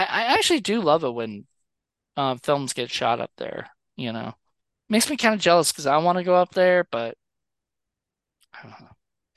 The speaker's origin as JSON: {"language": "English", "country": "Canada", "said": "It's crazy. I never thought of this as a Canadian."}